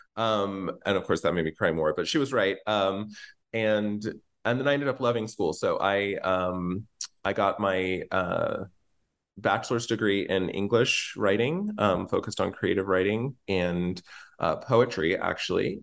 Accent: Norman, Oklahoma, United States; live in Norman, Oklahoma, and I grew up in Norman, Oklahoma.

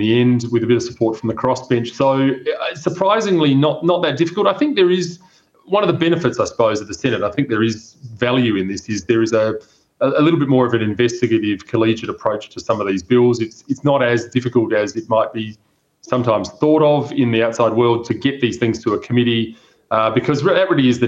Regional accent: South Australia, Australia; my home state of South Australia

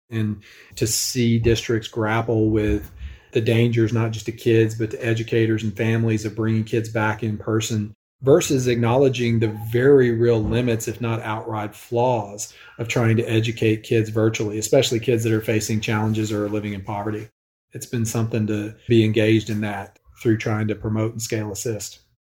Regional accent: Northwest Arkansas, United States; I grew up in Northwest Arkansas

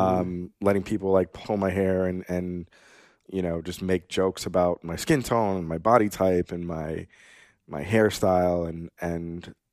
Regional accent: Pepperell, Massachusetts, United States; also born or lived in Bogota, Colombia; I was born in Bogota, Colombia. I was adopted by some lovely Irish Catholic white people. I grew up in the suburbs of Boston in a town called Pepperell, Massachusetts.

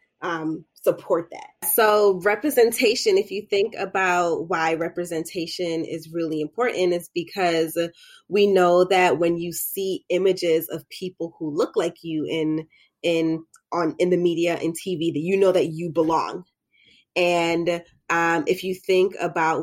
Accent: United States; I was born here. But I identify as like a Black American.

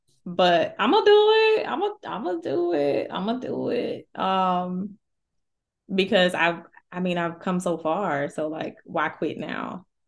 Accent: the South, United States; Cornbread and collard greens and neck bone. Okay, I'm from the South.

